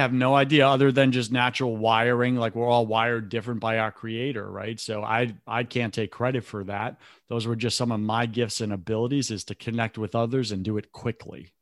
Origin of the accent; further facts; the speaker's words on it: New York, United States; I grew up in New York